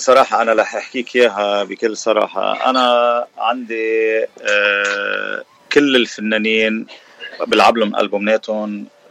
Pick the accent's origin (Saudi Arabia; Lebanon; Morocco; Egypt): Lebanon; Sidon, South Governorate; moved away as an adult; also born or lived in Bikfaya, Lebanon; now in Washington, D.C., United States; لبناني أه الاصل من صيدا وسكان بكفيا